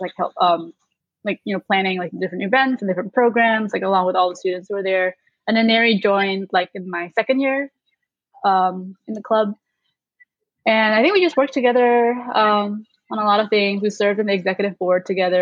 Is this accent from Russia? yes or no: no; Indonesia; moved away as an adult; now in Chicago, United States; I'm from Indonesia, so I'm also an international student living and working in the US right now